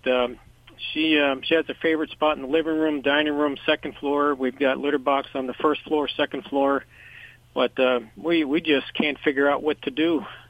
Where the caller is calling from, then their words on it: Pottstown, Pennsylvania, United States; I'm calling from uh, Pottstown, Pennsylvania